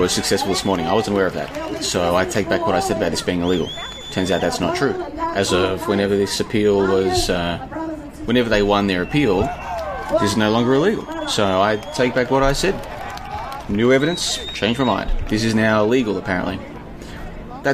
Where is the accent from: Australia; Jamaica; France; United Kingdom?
Australia; Melbourne, Victoria; moved away as an adult; now in Kuala Lumpur, Malaysia; I'm originally from Melbourne, which is the second largest, which is in the southern part.